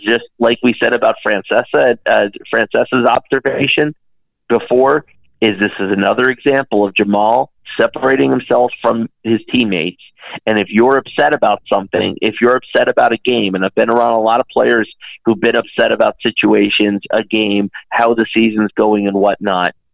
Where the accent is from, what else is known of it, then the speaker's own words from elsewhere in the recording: Dallas, Texas, United States; You know, I grew up in Dallas, right?